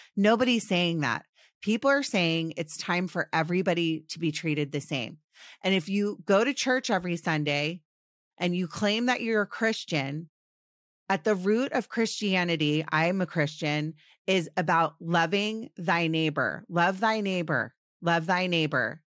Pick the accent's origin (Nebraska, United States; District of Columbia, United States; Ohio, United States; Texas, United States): District of Columbia, United States; Washington; I grew up in Washington, D C.